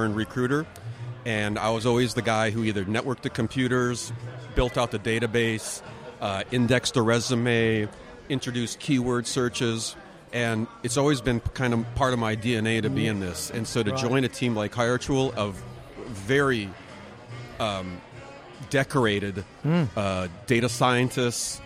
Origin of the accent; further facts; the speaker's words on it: Minneapolis, Minnesota, United States; moved away as an adult; now in California, United States; I'm a transplant from the Midwest. I was born born up in Minneapolis.